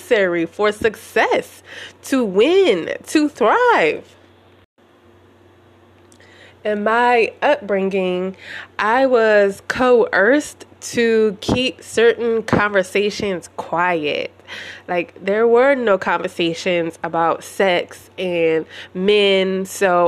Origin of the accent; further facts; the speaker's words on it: United States; growing up in America